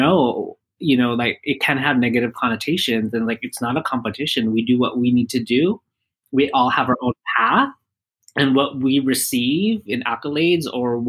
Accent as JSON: {"language": "English", "country": "Philippines", "said": "Yeah, you know, like obviously, you know, with Filipinos, we're all about family, although there is drama within the family."}